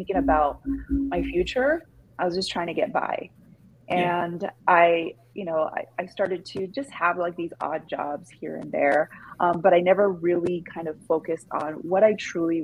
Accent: Los Angeles, California, United States; I'm born and raised in LA. I'm a Cali girl through and through.

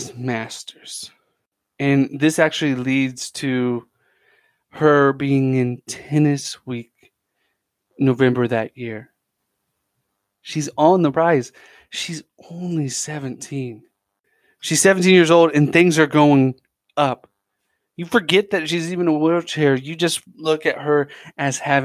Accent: United States; growing up in America

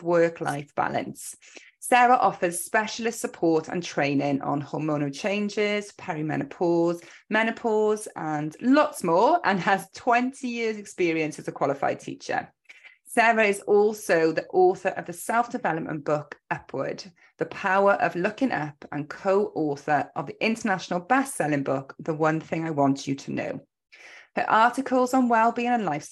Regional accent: Welsh, Wales, United Kingdom; also born or lived in Cardiff; we are both Welsh

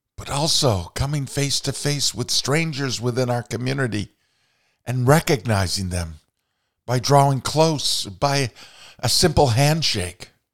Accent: Vermont, United States; growing up in Vermont

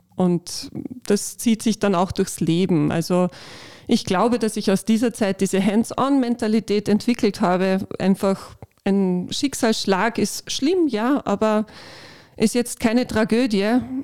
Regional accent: Upper Austria, Austria; moved away as an adult; also born or lived in Carinthia; ich bin eigentlich aus Oberösterreich und habe in Kärnten studiert

